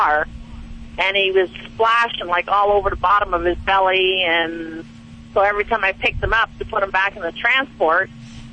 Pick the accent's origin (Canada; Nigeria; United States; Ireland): Canada; I'm in Flagstaff, Arizona right now, but I'm out of Canada